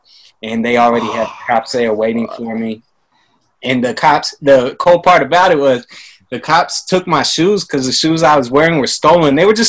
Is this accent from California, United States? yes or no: yes; Livermore, California, United States; also born or lived in San Jose; Like, I'm from Livermore.